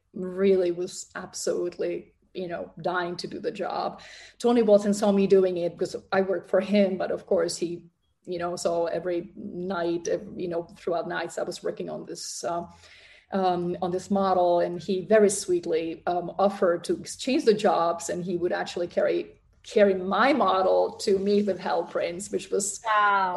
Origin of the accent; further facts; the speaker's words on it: Prague, Czechia; moved away as an adult; I was born in Prague in um, Czechoslovakia at the time.